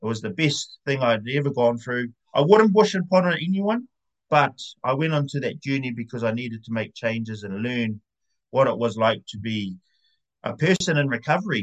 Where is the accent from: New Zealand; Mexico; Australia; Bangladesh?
New Zealand; moved away as an adult; now in Porirua, New Zealand; I was born and raised in Te Aroa, the heart of Aotearoa